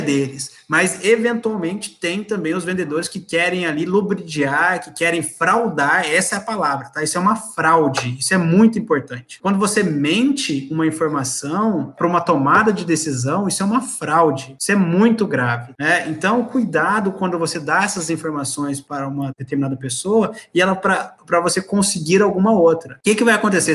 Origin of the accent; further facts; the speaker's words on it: Brazil; A nossa cultura como brasileiro